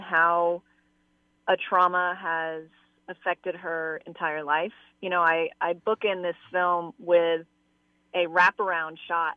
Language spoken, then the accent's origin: English; Atlanta, Georgia, United States; I grew up in Atlanta